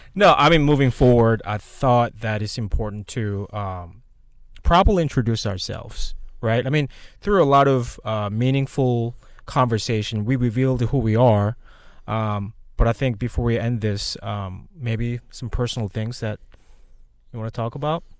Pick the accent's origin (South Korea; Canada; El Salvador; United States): South Korea; moved away; I'm originally from Korea. I came here in two thousand eight. Um, I, so basically was born and raised in Korea